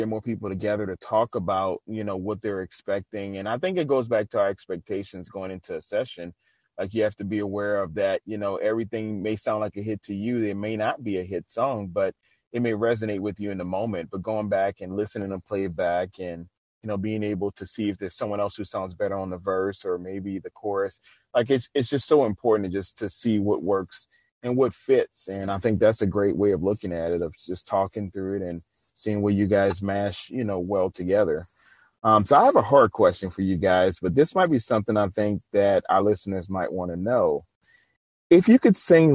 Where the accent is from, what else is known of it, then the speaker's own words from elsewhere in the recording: New Orleans, Louisiana, United States; I'm originally from New Orleans